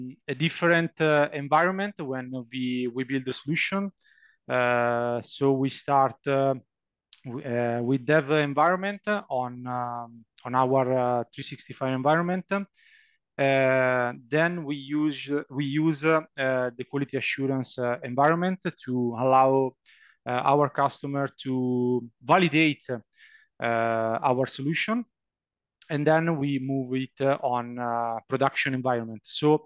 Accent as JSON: {"language": "English", "region": "Lombardy", "country": "Italy", "second_language": "English", "said": "I come from Italy. I live in a small town near Milan in the north of Italy."}